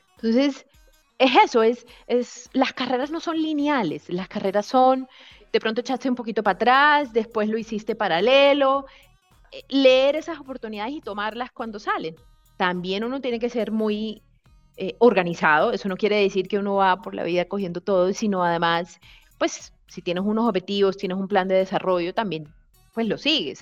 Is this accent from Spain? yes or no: no; Barranquilla, Caribbean coast, Colombia; moved away; also born or lived in Bogotá; yo soy costeña